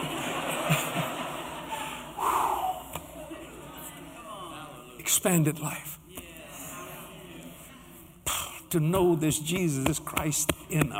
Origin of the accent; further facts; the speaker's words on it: United States; I'm an American